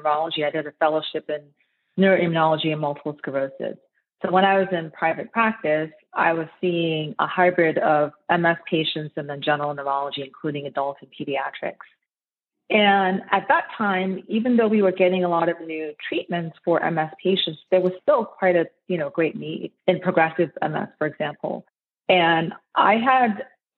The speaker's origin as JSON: {"language": "English", "country": "Nigeria", "tie": "born or raised there", "moved": "yes", "lives_now": "United States", "said": "I'm actually Nigerian originally. So I was born in Nigeria and I immigrated to the United States in 1994"}